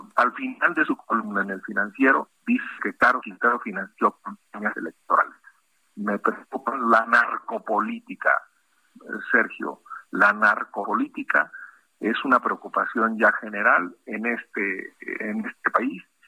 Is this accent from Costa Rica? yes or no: no; Mexico; como mexicanos